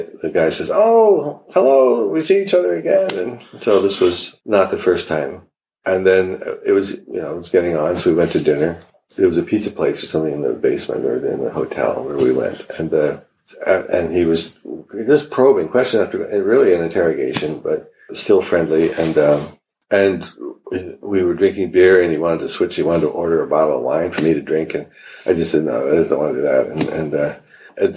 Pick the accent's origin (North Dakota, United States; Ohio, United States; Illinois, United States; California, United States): North Dakota, United States; moved away as an adult; now in Berlin, Germany; I'm from South Dakota. I'm from North Dakota.